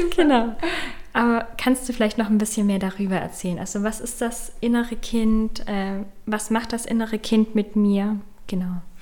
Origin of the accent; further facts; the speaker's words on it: Hechingen, Baden-Württemberg, Germany; moved away; Städtchen Heching, wo ich ursprünglich auch herkomme.